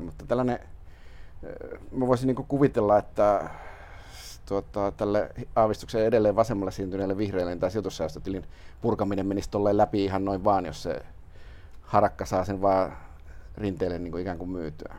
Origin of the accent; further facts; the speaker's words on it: Lappeenranta, South Karelia, Finland; now in Helsinki, Finland; Lauritsalaan, mistä olen kotoisin